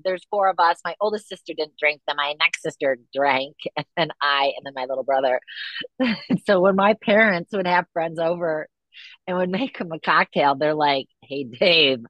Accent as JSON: {"language": "English", "town": "East Grand Rapids", "region": "Michigan", "country": "United States", "tie": "born or raised there", "said": "I grew up in East Grand Rapids, Michigan"}